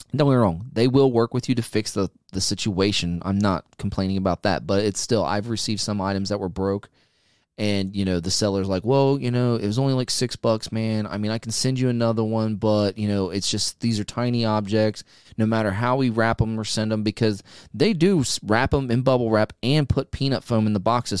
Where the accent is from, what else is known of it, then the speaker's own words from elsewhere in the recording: United States; as an American